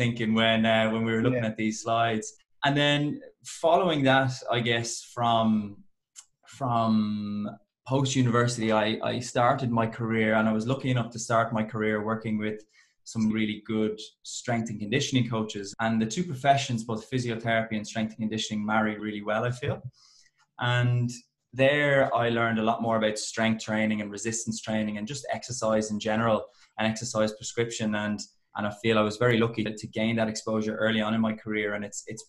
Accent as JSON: {"language": "English", "country": "Ireland", "accent": "Irish", "moved": "yes", "lives_now": "Melbourne, Australia", "said": "I am Irish"}